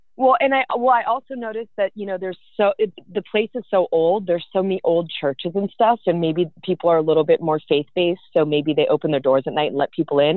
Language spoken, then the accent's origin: English; the Bay Area, California, United States; I'm from the Bay, born and raised